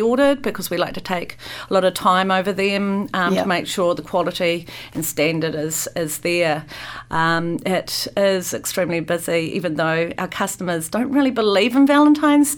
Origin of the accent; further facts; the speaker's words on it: Christchurch, Canterbury, New Zealand; now in Wellington, New Zealand; I come from Christchurch, where there used to be quite a lot of malls down there